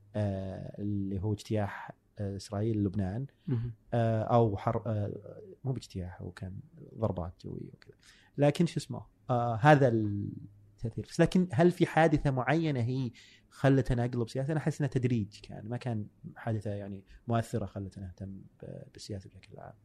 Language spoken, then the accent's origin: Arabic; Buraidah, Al-Qassim, Saudi Arabia; moved away; also born or lived in Dhahran; جاي من بريده ما عمري طلعت الا الرياض